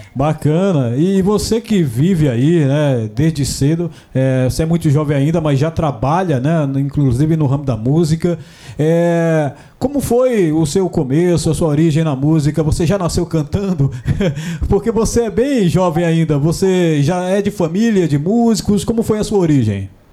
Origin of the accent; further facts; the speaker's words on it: Northeast Region, Brazil; eu também sou nordestino